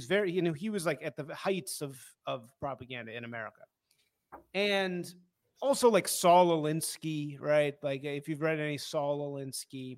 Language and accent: English; Evanston, Illinois, United States; also born or lived in Hyde Park, Chicago; I grew up in Hyde Park and then Evanston later